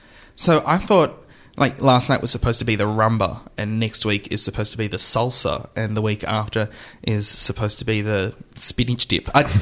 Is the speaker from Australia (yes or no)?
yes; Australia; as an Australian